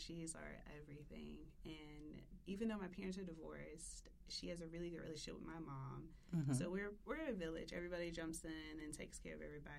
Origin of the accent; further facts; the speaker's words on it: Memphis, Tennessee, United States; moved away as an adult; I'm from Cordova by ways of Westwood. So I started off in Westwood.